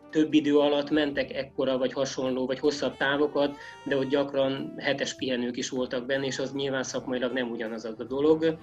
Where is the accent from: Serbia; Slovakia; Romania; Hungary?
Hungary; Great Hungarian Plain; ezek a hullámos terepek ugye kinyírtak, mint alföldi gyereket